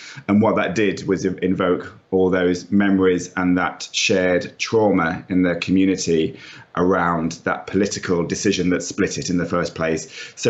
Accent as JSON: {"language": "English", "area": "North Nottinghamshire", "region": "East Midlands", "country": "United Kingdom", "tie": "born or raised there", "said": "it's set in my hometown in North Nottinghamshire, which is a socially, economically deprived part of England. It's where industry and manufacture used to play a key part in people's lives"}